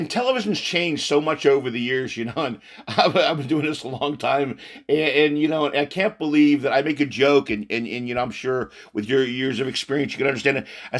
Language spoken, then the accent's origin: English; San Antonio, Texas, United States; I'm originally a Texas San Antonio boy.